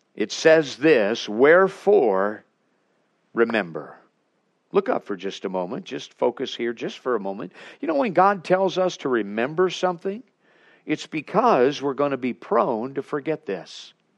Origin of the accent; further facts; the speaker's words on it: Alaska, United States; We're from Alaska